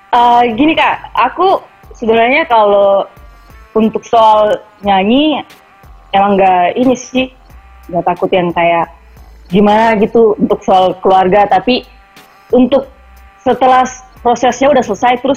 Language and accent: Indonesian; Timika, Central Papua, Indonesia; tinggalnya beda kota mereka di Merauke terus saya kan dari Timika